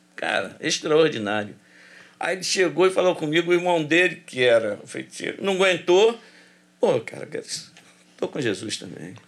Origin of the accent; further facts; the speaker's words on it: Rio de Janeiro, Brazil; also born or lived in Jacarezinho, Rio de Janeiro; eu nasci no Jacarezinho e me criei no Complexo do Alemão